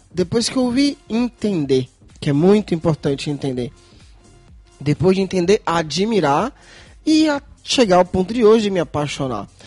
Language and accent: Portuguese; Brazil; now in Viterbo, Italy; Eu, como brasileiro